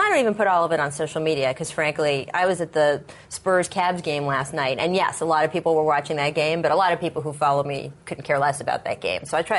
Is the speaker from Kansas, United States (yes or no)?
no; D.C. area, Maryland, United States; I grew up in the D.C. area. I grew up in Maryland.